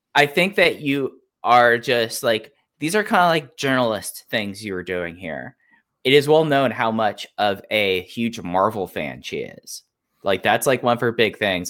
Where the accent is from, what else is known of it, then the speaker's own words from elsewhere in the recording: Dallas, Texas, United States; growing up in Dallas Fort Worth